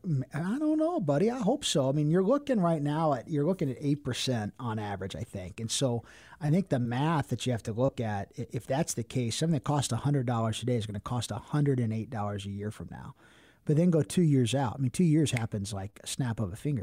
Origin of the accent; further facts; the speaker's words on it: Cincinnati, Ohio, United States; I'm from Cincinnati